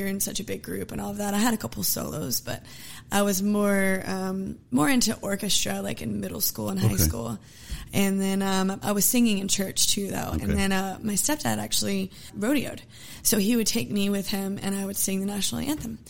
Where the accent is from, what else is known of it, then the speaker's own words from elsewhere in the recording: Humble, Texas, United States; also born or lived in Nacogdoches, Texas / Conroe, Texas / Spring, Texas; now in Houston, United States; I went to school in Humble up until about sixth grade